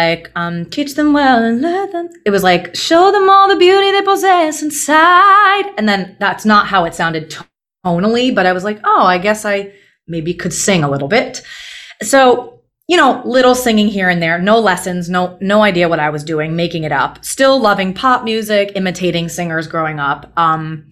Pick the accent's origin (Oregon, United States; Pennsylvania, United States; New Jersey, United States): New Jersey, United States; I grew up in New Jersey, and my parents put me in classical piano lessons at age 4